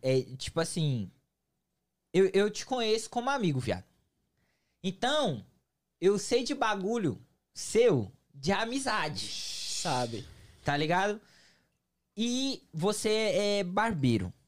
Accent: São Paulo, Brazil; now in United States; eu sou de São Paulo. E São Paulo não é tão quente

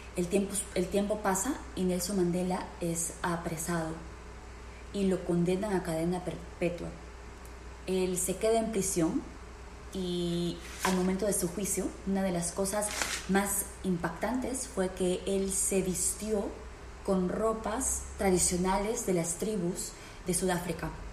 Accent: Peru; now in United States; en el Perú, en mi país natal

